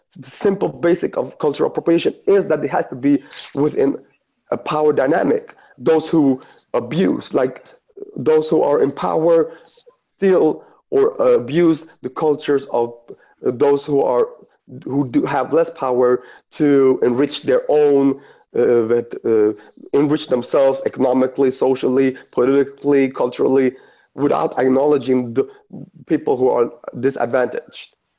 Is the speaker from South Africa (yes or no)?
no; Eritrea; I'm from Eritrea